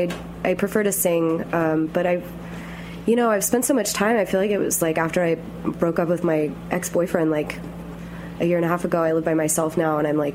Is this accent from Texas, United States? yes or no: yes; Austin, Texas, United States; I'm from Austin, Texas